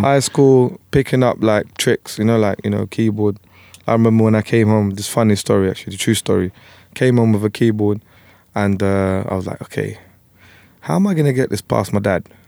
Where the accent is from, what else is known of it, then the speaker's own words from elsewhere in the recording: London, United Kingdom; also born or lived in Tower Hamlets; where I was brought up in Plasto, you had Greeks, Turks, Indians, Punjabis, Bengalis